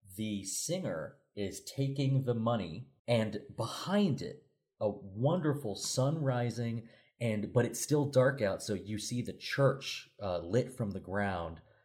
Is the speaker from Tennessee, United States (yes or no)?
yes; Sevierville, Tennessee, United States; I'm from Sevierville, Tennessee